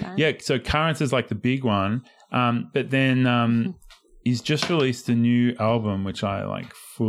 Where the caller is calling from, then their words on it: Melbourne, Victoria, Australia; I mean, we're coming from Melbourne. Like the rest of Australia is not locked down the way Melbourne is.